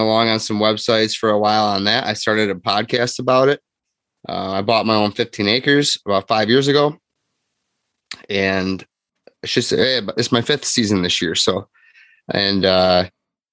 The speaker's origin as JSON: {"language": "English", "town": "Grand Haven", "region": "Michigan", "country": "United States", "tie": "born or raised there", "said": "I am 34, Michigan resident, lived here my whole life. Grew up in Grand Haven"}